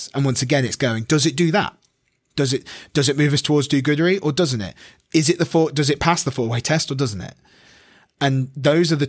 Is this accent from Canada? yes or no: no; Midlands, United Kingdom; accent: bastardized accent, bit of north, bit of south; I'm from the Midlands, so I have like the most bastardized accent. I've got like bit of north, bit of south